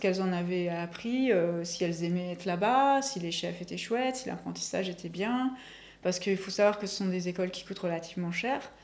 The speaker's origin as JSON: {"language": "French", "country": "Belgium", "also_born_or_lived": "Asia / Yssingeaux, France", "moved": "as an adult", "lives_now": "Bordeaux, France", "said": "je suis belge"}